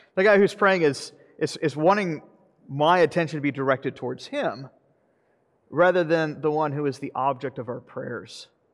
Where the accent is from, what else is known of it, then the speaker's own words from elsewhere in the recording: the South, United States; I'm from the South